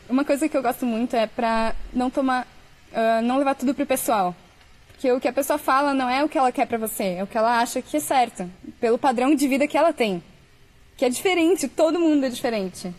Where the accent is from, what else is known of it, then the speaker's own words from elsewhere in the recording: Brazil; moved away as an adult; Eu saí do Brasil com mil euros.